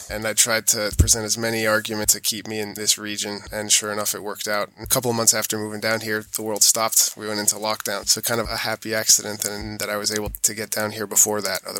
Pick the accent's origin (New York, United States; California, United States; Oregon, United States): New York, United States; born there; my mom's American, hence the accent, and I was born in New York